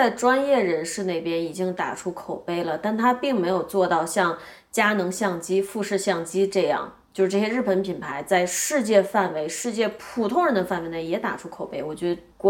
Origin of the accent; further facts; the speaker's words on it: China; 也恰恰是因为我是在中国长大的，但我比你大五岁。